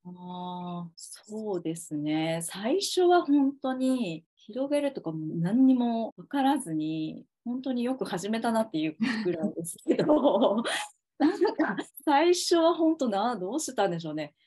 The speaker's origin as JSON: {"language": "Japanese", "region": "Okayama", "country": "Japan", "tie": "born or raised there", "moved": "as an adult", "lives_now": "Tokyo, Japan", "said": "実家は私岡山なんですけど"}